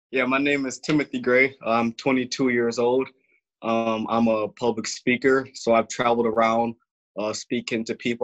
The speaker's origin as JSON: {"language": "English", "town": "Grand Rapids", "region": "Michigan", "country": "United States", "tie": "born or raised there", "also_born_or_lived": "Muskegon, Michigan", "said": "grew up in uh, Grand Rapids, Michigan. So I was born in Muskegon, but wow. then I moved to Grand Rapids at about six years old, and I've been here ever since."}